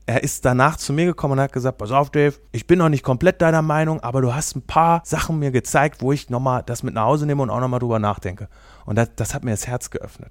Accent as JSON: {"language": "German", "town": "Wernigerode", "region": "Saxony-Anhalt", "country": "Germany", "tie": "born or raised there", "moved": "yes", "lives_now": "Kassel, Germany", "said": "Ich komme ja ursprünglich aus Ostdeutschland. Ich bin in Wernigerode am Harz geboren."}